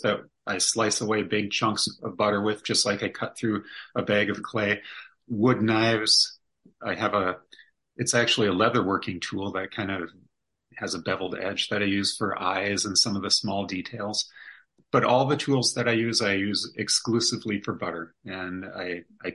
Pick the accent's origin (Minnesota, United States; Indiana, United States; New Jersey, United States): Minnesota, United States; we're from Minnesota